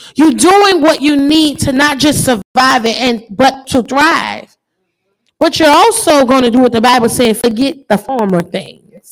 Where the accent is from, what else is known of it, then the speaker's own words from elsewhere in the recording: New Orleans, Louisiana, United States; I grew up in New Orleans